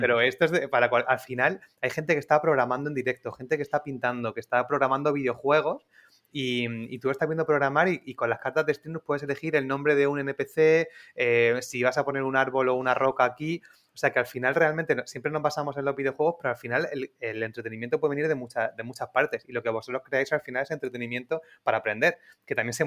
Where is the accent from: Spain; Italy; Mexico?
Spain; somos de aquí, de España